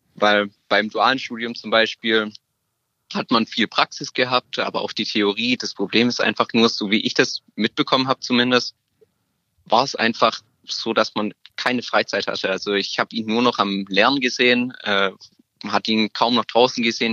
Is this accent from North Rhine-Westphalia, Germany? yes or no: no; Stuttgart, Baden-Württemberg, Germany; ich komme aus Stuttgart.